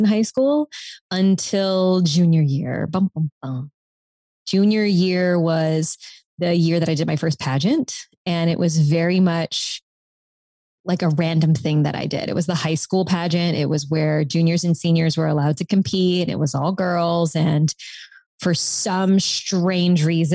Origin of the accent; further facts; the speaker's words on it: South Louisiana, United States; I'm from South Louisiana. And in my parish, the Orange Festival is the longest standing festival pageant